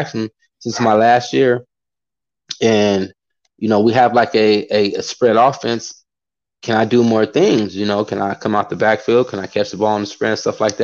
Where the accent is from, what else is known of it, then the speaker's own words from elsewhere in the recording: California, United States; moved away as an adult; I come from California